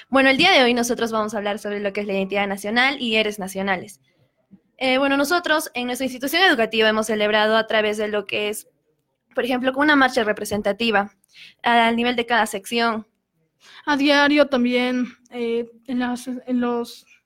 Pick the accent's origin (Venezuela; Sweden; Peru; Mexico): Peru; bastantes testimonios que tenemos como peruanos